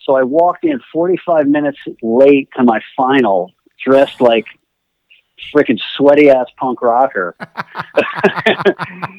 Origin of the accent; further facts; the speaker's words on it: Westchester, New York, United States; also born or lived in New Rochelle, New York; I was born in New York. Okay. I grew up in Westchester.